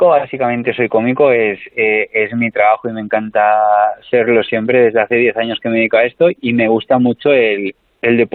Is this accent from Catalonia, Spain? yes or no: yes; Tarragona, Catalonia, Spain; born there; nací en Tarragona hace unos 32 años. Nací ahí porque coincidió que mi madre estaba ahí en ese momento